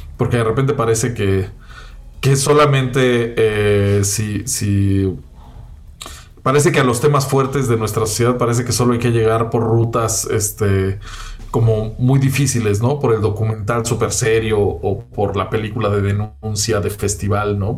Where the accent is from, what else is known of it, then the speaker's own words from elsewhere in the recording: Mexico City, Mexico; que soy chilango